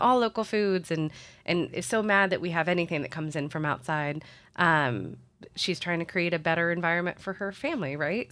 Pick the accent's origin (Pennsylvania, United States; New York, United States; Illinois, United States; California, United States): Illinois, United States; Springfield; moved away as an adult; also born or lived in Saint Louis, Missouri; now in Columbia, United States; I'm originally from Springfield, Illinois, which is in the middle of Illinois